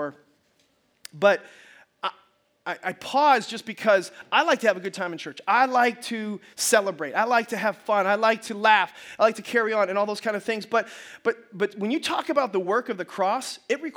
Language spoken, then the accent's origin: English; United States; we are as American Christians